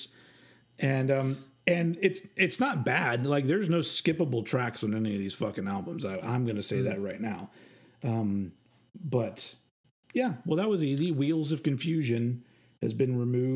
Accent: United States; I'm American

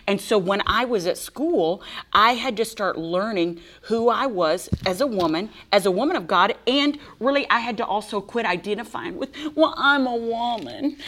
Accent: Texas, United States; I'm from Texas

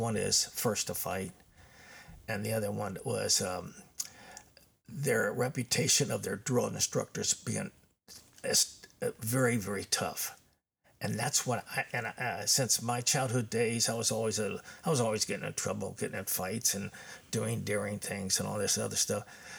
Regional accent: Covington, Kentucky, United States; Yeah, I was born in Covington, Kentucky in 1943.

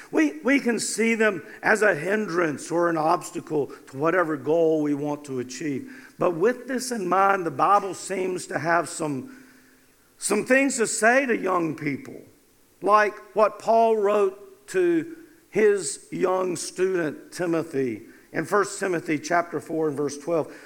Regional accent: North Carolina, United States; I was from North Carolina

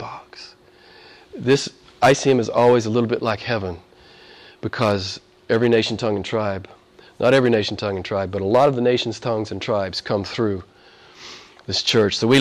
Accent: the Bible Belt, United States; moved away; Back where I'm from, I grew up in the Bible Belt, so there's churches on every corner

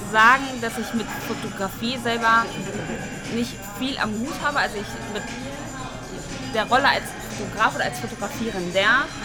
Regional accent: Bonn, North Rhine-Westphalia, Germany; moved away as an adult; now in Cologne, Germany; Aus Bonn. Also Aus Bonn.

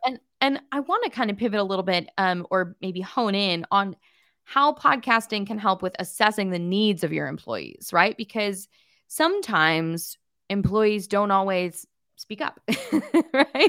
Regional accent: Pasadena, California, United States; I'm from Pasadena

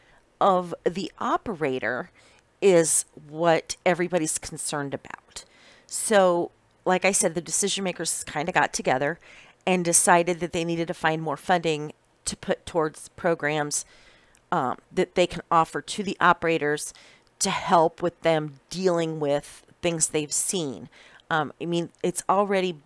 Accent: Iowa, United States; moved away; I was originally born and raised in Iowa, which is the corn state

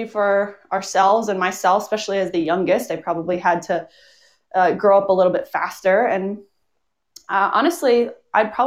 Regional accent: Connecticut, United States; I grew up in Connecticut

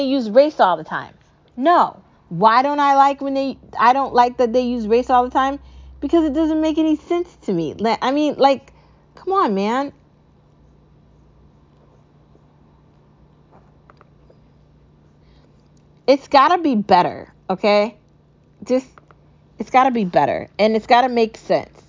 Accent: United States; I love being an American, okay? I love my home country

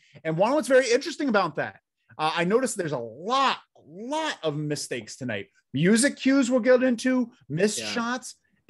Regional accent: Pacific Northwest, United States; Trust me, dudes. I'm from Pacific Northwest. We have the most alien sightings because we all high.

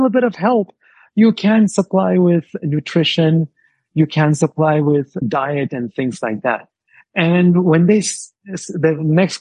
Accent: New Mexico, United States; born or raised there; also born or lived in India

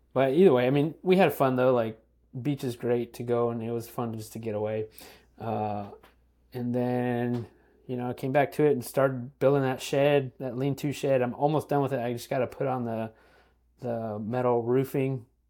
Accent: California, United States; moved away; growing up in California.

